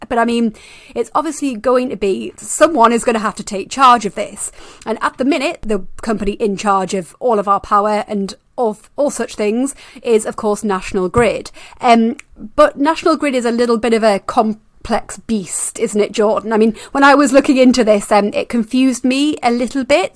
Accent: Newcastle upon Tyne, North East England, United Kingdom; near Newcastle upon Tyne, which happens to be my hometown

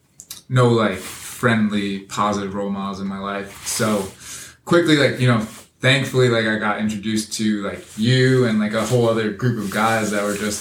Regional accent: Fairfield, Connecticut, United States; I grew up in the Fairfield, Bridgeport area

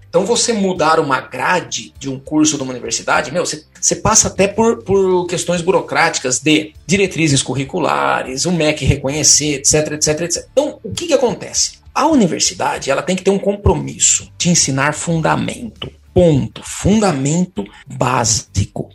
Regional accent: São Paulo, Brazil; sou de São Paulo, moro em São Paulo atualmente

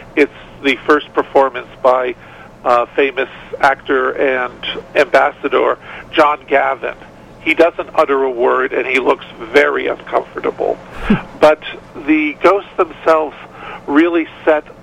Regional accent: New York, United States; as a New Yorker

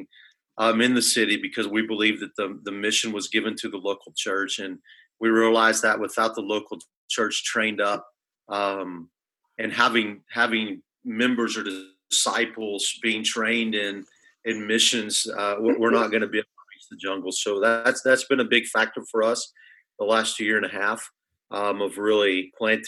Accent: Arkansas, United States; moved away as an adult; now in Peru; I was born here in Arkansas. I'm a Razorback through and through

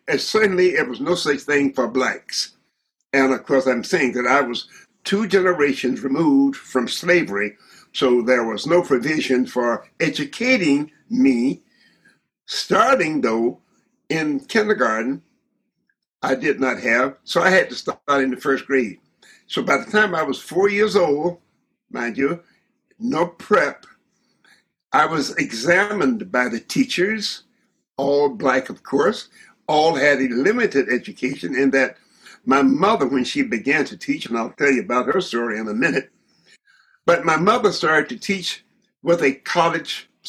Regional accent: rural Georgia, United States; moved away; also born or lived in Michigan; I was born in rural Georgia. Rural, R-U-R-A-L, rural Georgia.

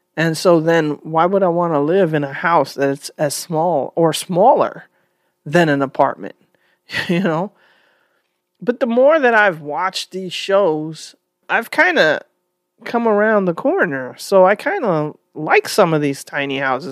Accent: New York City, New York, United States; I grew up in New York, And we didn't live in a tiny apartment. We were in the Bronx

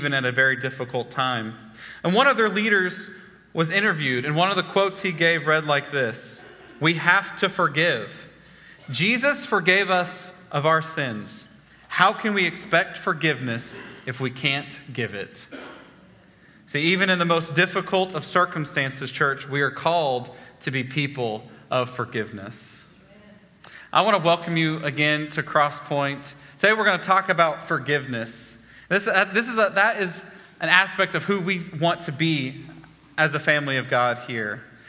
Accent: Oklahoma, United States; moved away as an adult; also born or lived in Wichita, Kansas / central Texas; I'm from Oklahoma originally

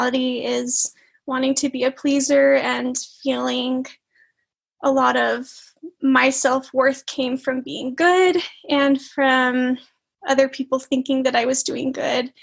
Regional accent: Springville, Utah, United States; moved away as an adult; now in Idaho Falls, United States; I grew up in Springville, Utah, which is just right next to Provo

